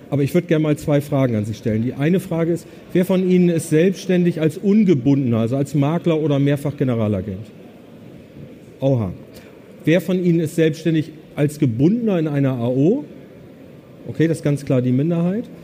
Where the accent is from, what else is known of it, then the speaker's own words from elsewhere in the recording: Bremen, Germany; ich komme aus Bremen. Also. Okay. Und der Bremer sagt ja Bremen, da merken sie schon, da fehlt irgendwie ein E.